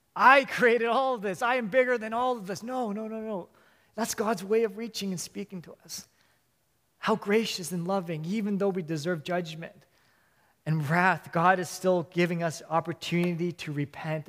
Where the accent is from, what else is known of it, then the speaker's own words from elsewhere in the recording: Vancouver, British Columbia, Canada; also born or lived in Hong Kong; I was born and raised in Vancouver